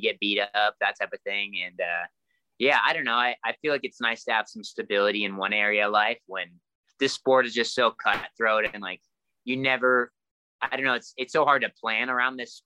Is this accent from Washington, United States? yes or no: yes; Enumclaw, Washington, United States; Started training the same gym I'm at today in Enumclaw with the same coach